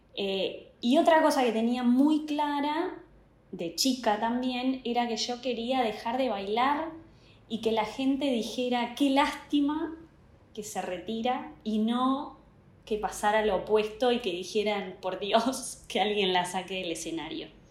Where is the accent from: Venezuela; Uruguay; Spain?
Uruguay; also born or lived in United States; soy uruguaya, tengo casi 43 años.